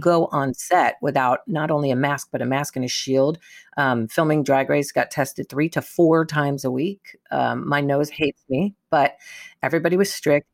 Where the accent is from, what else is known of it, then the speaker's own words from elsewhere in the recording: New York, United States; moved away; growing up in New York